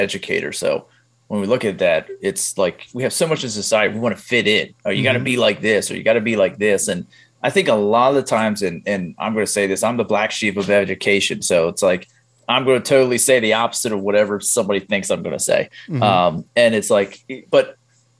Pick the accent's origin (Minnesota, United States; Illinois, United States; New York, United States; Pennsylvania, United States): Pennsylvania, United States; I grew up in blue collar Pennsylvania